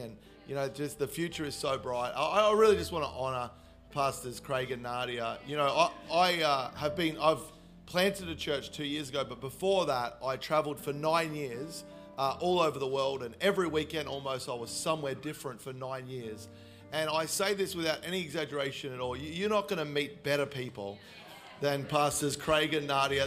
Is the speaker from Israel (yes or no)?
no; Melbourne, Victoria, Australia; moved away; I am originally from Melbourne